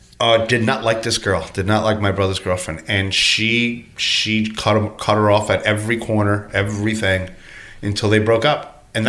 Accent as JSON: {"language": "English", "country": "United States", "tie": "born or raised there", "said": "I'm from Cuban descent, but I was raised here."}